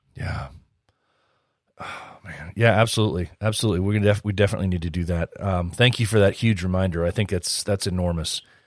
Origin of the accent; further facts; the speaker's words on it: United States; I'm an American